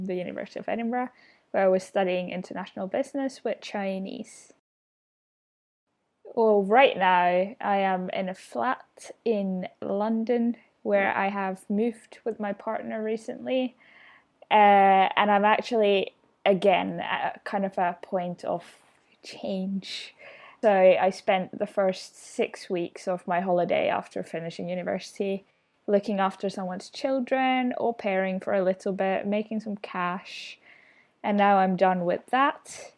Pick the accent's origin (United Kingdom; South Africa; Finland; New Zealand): Finland; moved away; I'm from Finland